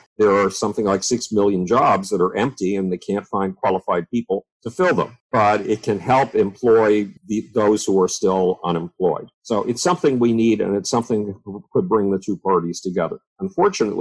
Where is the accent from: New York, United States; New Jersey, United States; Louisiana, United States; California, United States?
New York, United States; Buffalo; when I was 10 years old, nobody in the city of Buffalo, New York, my hometown